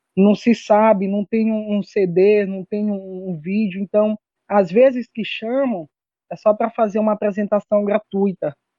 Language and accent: Portuguese; São Paulo neighbourhood, Maranhão, Brazil; Porque meu pai, ele era, fazia parte de uma diretoria de um grupo de Bomba Meu Boi lá no bairro de São Paulo, e aí eu comecei a tocar por lá, né, desde criança